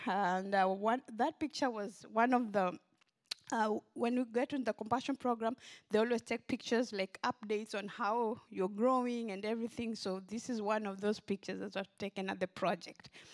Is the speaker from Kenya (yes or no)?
yes; Kenya; now in Memphis, United States; I grew up in Kenya, in a village in western Kenya.